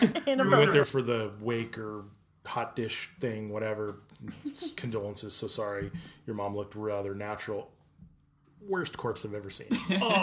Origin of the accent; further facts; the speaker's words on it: Los Angeles, California, United States; I grew up in the Valley.